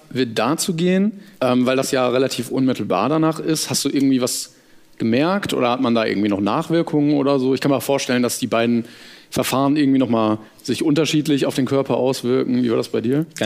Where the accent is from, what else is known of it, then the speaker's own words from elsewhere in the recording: Bremen, Germany; moved away; Ich komme ursprünglich aus Bremen